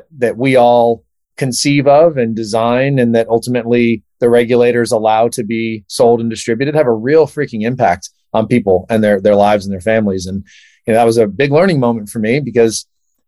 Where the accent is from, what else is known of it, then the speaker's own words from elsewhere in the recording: San Diego, California, United States; also born or lived in San Francisco; I grew up in Southern California, as I mentioned, San Diego specifically